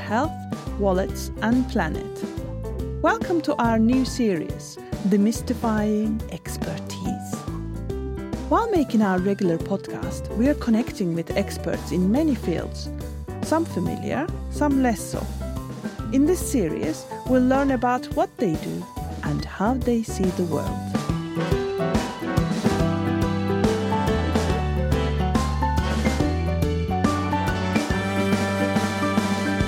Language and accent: English; Turkey; I am from Turkey and my part of my family came from the Caucasus Mountains